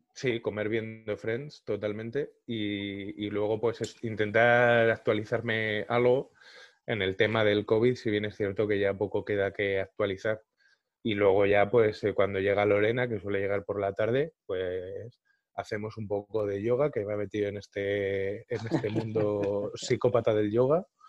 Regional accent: Madrid, Community of Madrid, Spain; nací, crecí y vivo en Carabanchel.

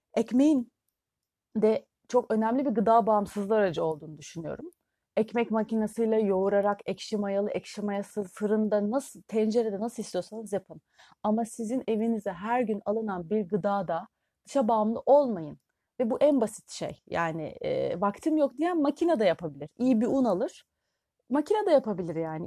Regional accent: Turkey

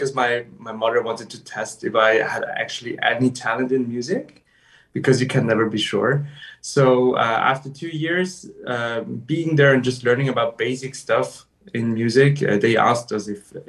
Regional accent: Vienna, Austria; I was born and raised in Vienna, Austria

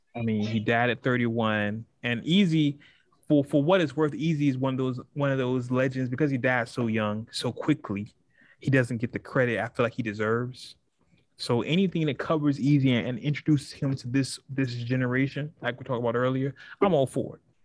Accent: West Coast, United States; I'm from the West Coast, and when you call somebody out, you call somebody out

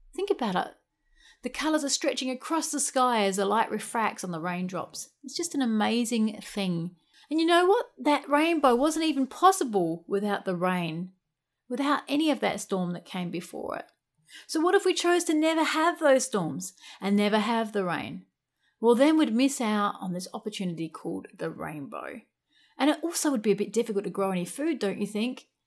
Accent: Australia; also born or lived in United Kingdom; I'm an Aussie backpacker

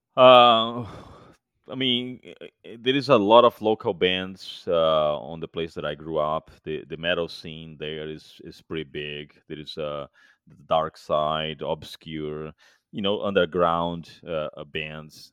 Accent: Fortaleza, Ceará, Brazil; moved away as an adult; now in United States; Fortaleza, my hometown

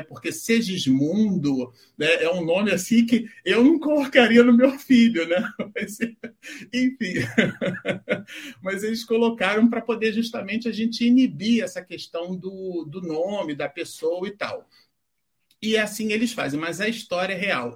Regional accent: Rio de Janeiro, Brazil; now in São Paulo, Brazil; eu sou carioca também

